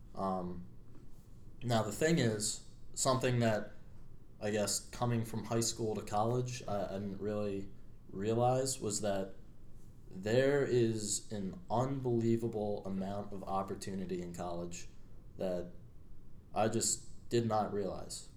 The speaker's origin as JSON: {"language": "English", "town": "Media", "region": "Pennsylvania", "country": "United States", "tie": "born or raised there", "said": "I grew up in Media, Pennsylvania. So I'm uh, still in my, my home state here."}